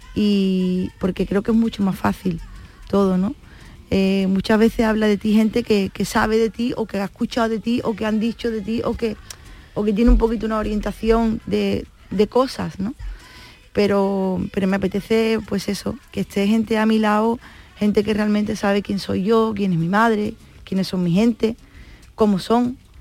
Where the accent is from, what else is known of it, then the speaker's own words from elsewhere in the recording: San Fernando, Andalusia, Spain; lo que soy yo, una cañailla, ¿no? los que somos de San Fernando